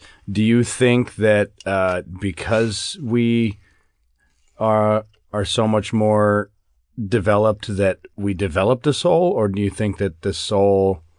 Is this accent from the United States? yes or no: yes; Midwest, United States; I grew up in the Baptist church, and it was like Midwestern Baptist, not Southern.